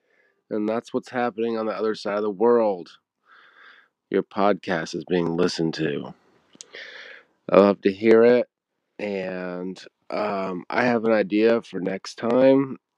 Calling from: Netherlands; I'm calling from Europe, and I'm in Holland

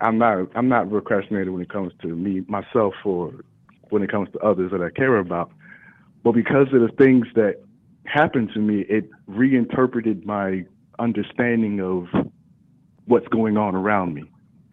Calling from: Dallas, Texas, United States; calling from Dallas area.

